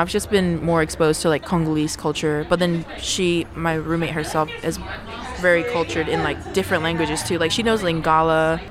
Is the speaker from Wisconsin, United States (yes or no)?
no; New York, United States; now in North Carolina, United States; I'm from New York where we have the MTA and we know how to mind our own business